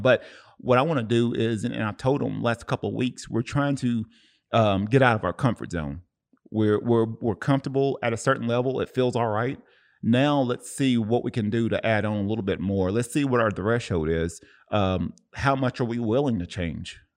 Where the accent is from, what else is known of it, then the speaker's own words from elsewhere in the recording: Cleveland, Tennessee, United States; now in Oceanside, United States; my hometown, Cleveland, Tennessee